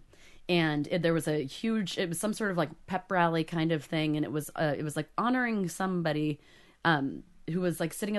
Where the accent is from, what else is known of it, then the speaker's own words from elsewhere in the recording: Oak Harbor, Washington, United States; my house that I grew up in Oak Harbor